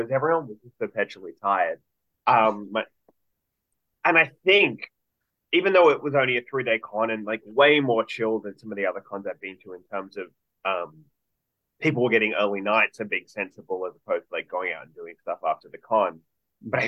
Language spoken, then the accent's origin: English; Sydney, New South Wales, Australia; back home in Sydney